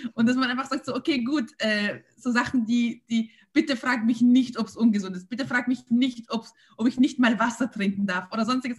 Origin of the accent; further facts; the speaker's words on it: Vienna, Austria; als Wiener und als Österreicher